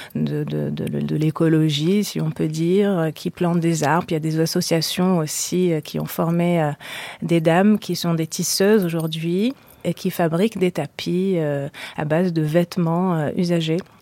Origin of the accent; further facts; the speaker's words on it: Marrakesh, Marrakesh-Safi, Morocco; j'ai grandi au Maroc, à Marrakech